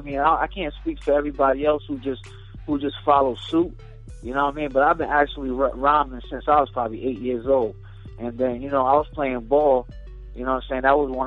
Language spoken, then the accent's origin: English; Brooklyn, New York, United States; now in Boston, United States; I'm from Brooklyn, you know what I mean, by way of Boston. I've been out here in Boston putting in work for years now. So, I represent both cities.